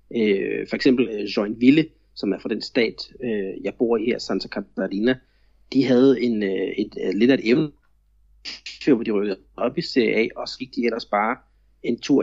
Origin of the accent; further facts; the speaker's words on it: Denmark; now in Florianópolis, Brazil; jeg er jo stadigvæk så meget dansker